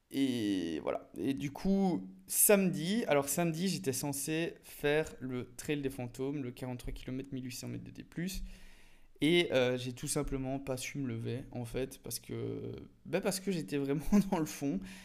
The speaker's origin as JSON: {"language": "French", "country": "Belgium", "said": "en tant que petit belge pays plat"}